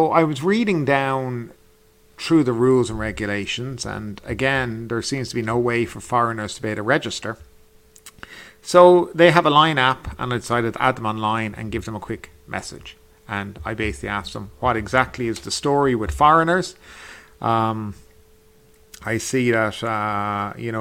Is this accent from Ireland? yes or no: yes; Ireland; moved away as an adult; now in Thailand; I'm from Ireland